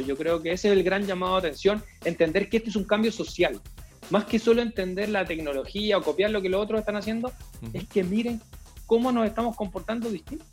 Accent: Chile; aquí en Chile

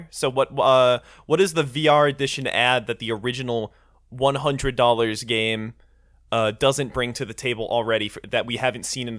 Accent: Scotland, United Kingdom; Well, we're from Scotland, so...

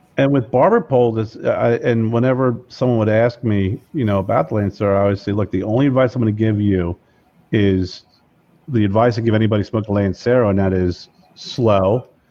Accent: Lebanon, Pennsylvania, United States; I'm from Lebanon, Pennsylvania, which is Lebanon, Lancaster area

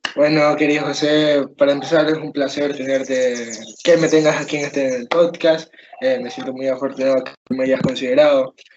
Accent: Ecuador; yo siendo ecuatoriano

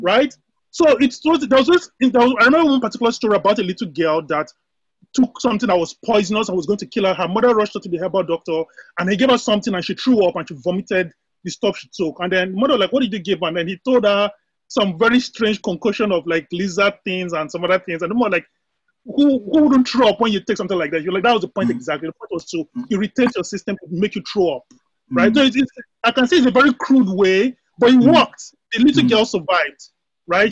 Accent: Nigeria; moved away as an adult; now in United States; I'm born and raised in Nigeria. I happen to be in the US, uh, based in the US.

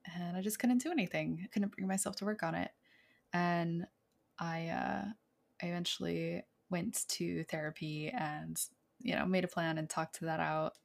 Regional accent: rural New Hampshire, United States; Back in my hometown, I grew up in, like, rural New Hampshire

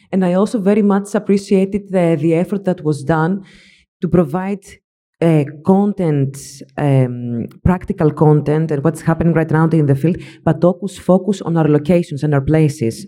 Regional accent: Thessaloniki, Central Macedonia, Greece; now in Athens, Greece; I come all the way from Greece, from Thessaloniki, living in Athens.

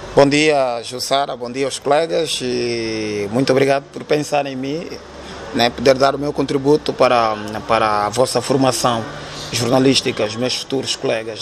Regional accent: Luanda, Luanda Province, Angola; Eu nasci no Rangel

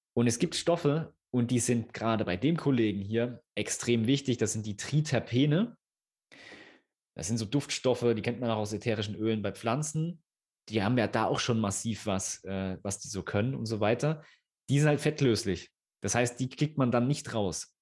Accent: Thuringia, Germany; wir kommen aus Thüringen, wirklich mitten auf dem Dorf

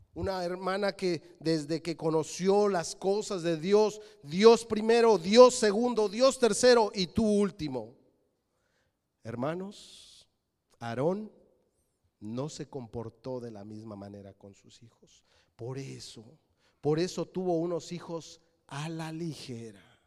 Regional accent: Mexico City, Mexico; Yo nací en la Ciudad de México. Mis padres son de Querétaro.

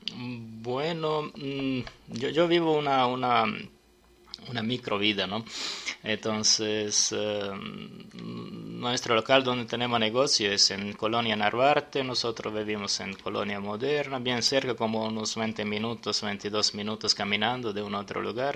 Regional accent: Serbia; Spanish is a second language; moved away as an adult; now in Mexico City, Mexico; En mi país

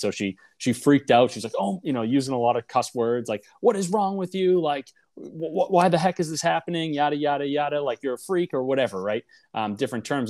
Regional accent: Boston, Massachusetts, United States; I grew up in Boston in a suburb just north uh, of the city.

